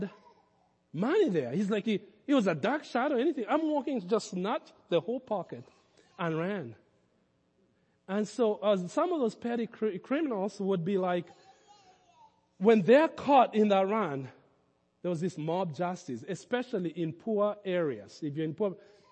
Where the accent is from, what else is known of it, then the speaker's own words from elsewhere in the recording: Kenya; moved away as an adult; now in United States; my growing up in Kenya